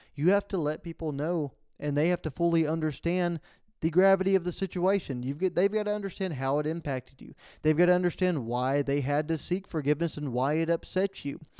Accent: Falls County, Central Texas, United States; we went up to Central Texas, uh, back to my hometown for the Go Texan fundraiser at the county level for Falls County

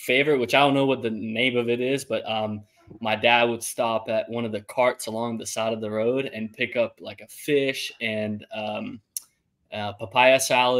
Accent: Italy; now in Greenville, United States; I grew up and I'm from Italy. Both my parents are from Italy.

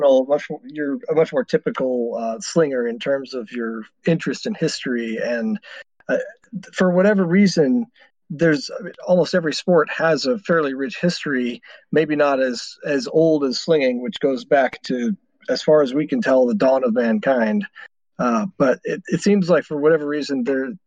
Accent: Texas, United States; I'm from Texas

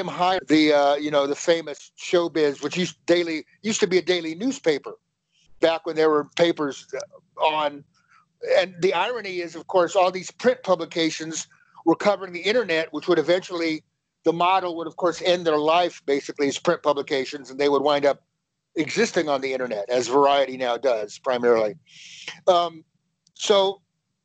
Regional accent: Northern California, United States; now in Los Angeles, United States; I grew up in Northern California

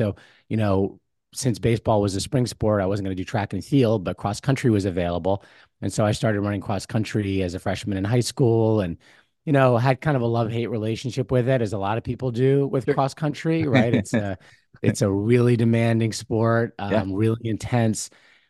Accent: New Jersey, United States; I grew up in Bergen County, New Jersey, so not too far from there.

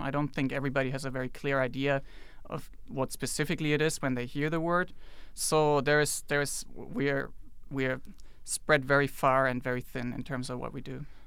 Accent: Germany; moved away as an adult; also born or lived in China; I'm from Germany, by the way, and, uh, lived in China before I came here

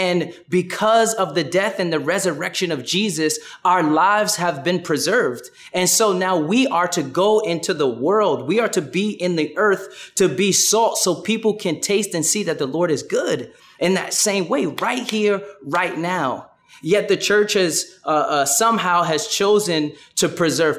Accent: New York City, New York, United States; I'm from Brooklyn, and I kind of have a Brooklyn bop

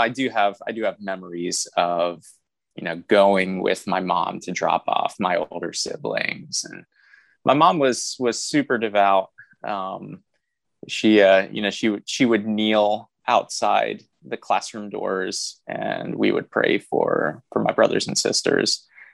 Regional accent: Anderson, Indiana, United States; I was raised in the Church of God, out of in Anderson, Indiana, which is, you know, where I went to seminary at Anderson University.

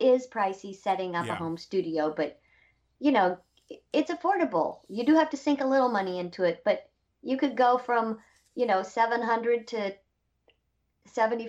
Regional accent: Indio, California, United States; now in Nashville, United States; I'm the person from Indio. Mm. I'm the one.

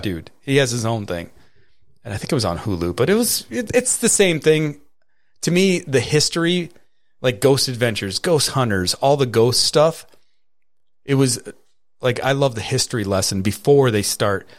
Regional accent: Catskill, New York, United States; I was born in Catskill

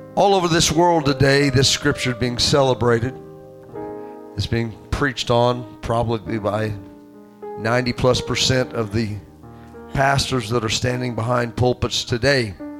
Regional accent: Southern Illinois, United States; also born or lived in Rockford, Illinois; I was born in Rockford, Illinois. And when my parents lived up there for a few years, my dad went up there for for better work, and, and that lasted a short time and uh, a few years I, I, I, that they stayed up there uh, until he got homesick, and Southern Illinois was calling his name, and he brought him and myself and my mother back to uh, to his hometown

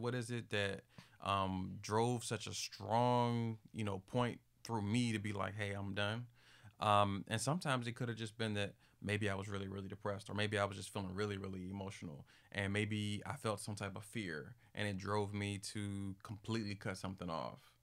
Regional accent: Capitol Heights, Maryland, United States; I'm from Capital Heights, Maryland

